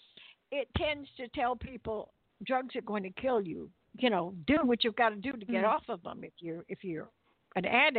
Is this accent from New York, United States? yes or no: no; New Orleans, Louisiana, United States; I am from New Orleans originally